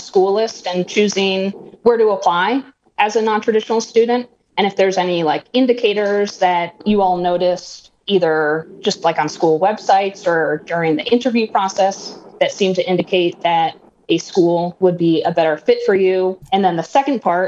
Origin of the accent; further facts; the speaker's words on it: Connecticut, United States; I grew up in Connecticut